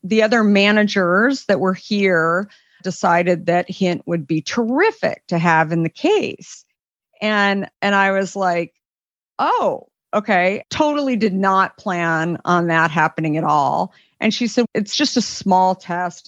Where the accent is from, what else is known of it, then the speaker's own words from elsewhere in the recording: Arizona, United States; growing up in Arizona